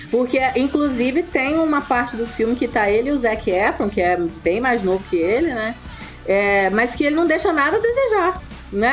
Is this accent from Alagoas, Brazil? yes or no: no; Campos dos Goytacazes, Rio de Janeiro, Brazil; now in Curitiba, Brazil; Eu sou nascida em Campos dos Goitacazes, né? Conterrânea aí de alguns aqui deste podcast